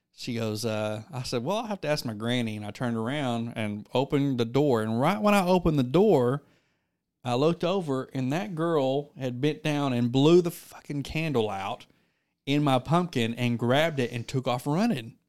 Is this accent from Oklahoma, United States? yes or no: yes; Wilberton, Oklahoma, United States; moved away as an adult; now in McAlester, United States; I am originally from Wilberton, Oklahoma. I am from Wilberton.